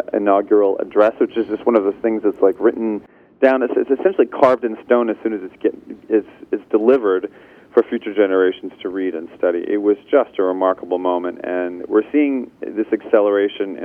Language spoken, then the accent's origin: English; Salt Lake City, Utah, United States; moved away as an adult; also born or lived in Los Angeles, California; I grew up in Salt Lake City, Utah